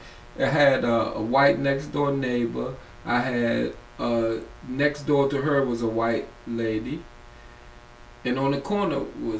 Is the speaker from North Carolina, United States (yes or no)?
no; Washington, District of Columbia, United States; Well, I'm from Ward 4, but I was born on the south side, the east of the river.